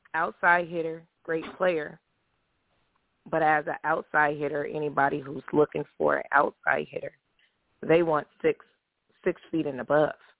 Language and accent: English; California, United States; I'm from California